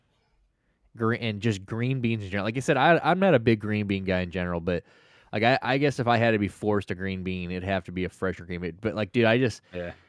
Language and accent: English; United States; We're just jealous Americans